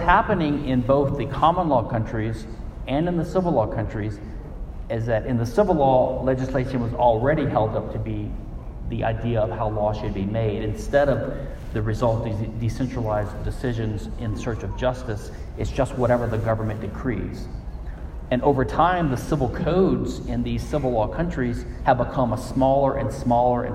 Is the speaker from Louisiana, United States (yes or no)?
yes; Louisiana, United States; my home state, Louisiana